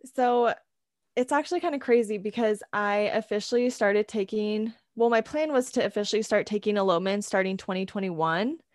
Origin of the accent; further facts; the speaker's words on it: California, United States; moved away as an adult; now in Idaho, United States; I'm actually originally from California, but I'm currently attending school in Idaho